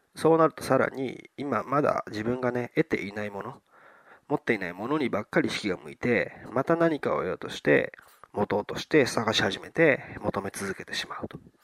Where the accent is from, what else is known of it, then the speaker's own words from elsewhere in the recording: southern Okayama Prefecture, Japan; 僕はもともとそういうところで生まれて、そういう環境で育っていたので